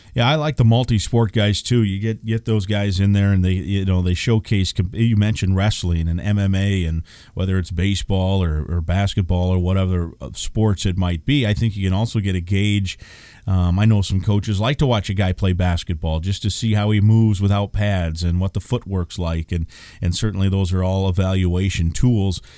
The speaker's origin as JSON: {"language": "English", "region": "Iowa", "country": "United States", "tie": "born or raised there", "moved": "yes", "said": "I grew up in Iowa"}